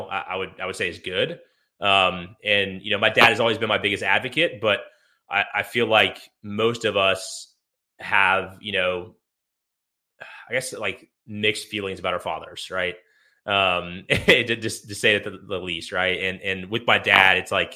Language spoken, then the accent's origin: English; Atlanta, Georgia, United States; I grew up near Atlanta, Georgia